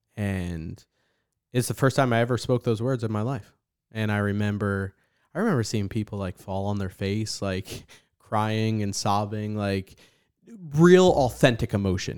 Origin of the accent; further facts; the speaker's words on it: New Jersey, United States; now in San Antonio, United States; growing up in New Jersey